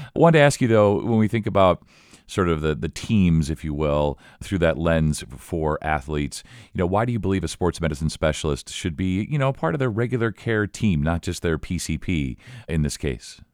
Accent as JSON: {"language": "English", "town": "Elkhart", "region": "Indiana", "country": "United States", "tie": "born or raised there", "said": "I was born in Elkhart, and my folks went to I U. So I'm really sort of immersed in Indiana sports, high school sports"}